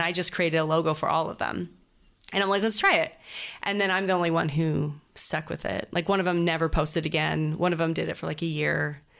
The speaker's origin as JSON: {"language": "English", "town": "Greenacres", "region": "Washington", "country": "United States", "tie": "born or raised there", "also_born_or_lived": "Idaho / Chattanooga, Tennessee", "moved": "yes", "said": "I was raised. Um, on the border of Idaho and Washington, um, in Green Acres, Washington, right next to Post Falls"}